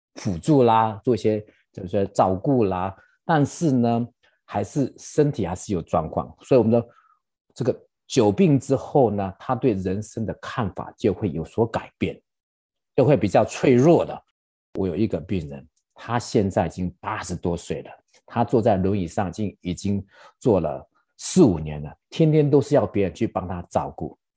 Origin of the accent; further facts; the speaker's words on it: Taiwan; now in United States; 我们台湾人